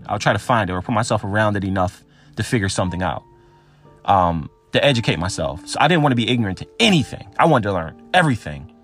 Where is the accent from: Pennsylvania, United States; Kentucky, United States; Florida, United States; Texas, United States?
Pennsylvania, United States; Philadelphia suburb; I was born in Philadelphia. I was raised in a suburb